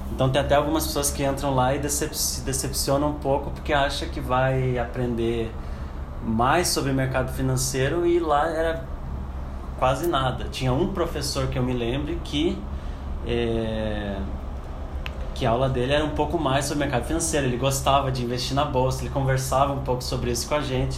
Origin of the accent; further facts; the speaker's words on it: Curitiba, Paraná, Brazil; moved away as an adult; also born or lived in Frankfurt, Germany; now in Germany; eu nasci e cresci em Curitiba desde, é, até os 26 anos